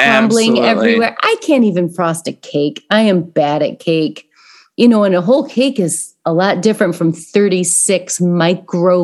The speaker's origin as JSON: {"language": "English", "region": "Midwest", "country": "United States", "accent": "Midwestern", "said": "do a Midwestern accent because I am from the Midwest"}